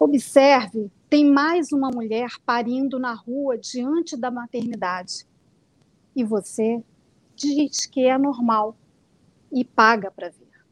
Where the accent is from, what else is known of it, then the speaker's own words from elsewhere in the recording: Niterói, Rio de Janeiro, Brazil; Eu sou, sou de Niterói, nasci no Rio de Janeiro, mas moro em Niterói